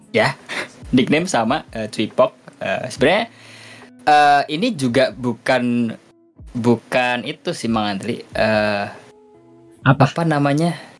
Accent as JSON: {"language": "Indonesian", "town": "Kudus", "region": "Central Java", "country": "Indonesia", "said": "di kotaku Kudus ada dua Sunan"}